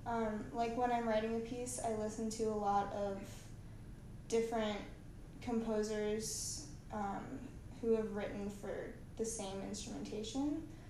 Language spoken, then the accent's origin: English; Atlanta, Georgia, United States; I'm from Atlanta